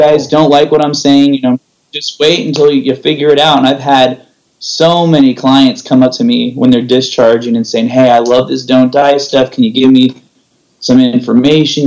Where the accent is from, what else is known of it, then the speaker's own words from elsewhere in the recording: San Jose, California, United States; also born or lived in Orange County; I'm from uh, the Bay Area. So I oh, grew up in I grew up in San Jose